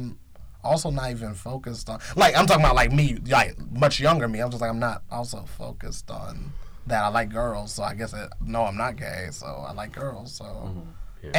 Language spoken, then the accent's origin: English; Georgia, United States; now in Lawrence, United States; I'm from the South. I'm from Georgia